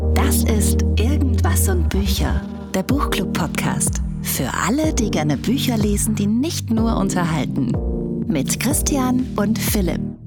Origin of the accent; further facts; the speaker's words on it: Tyrol, Austria; bei uns in Tirol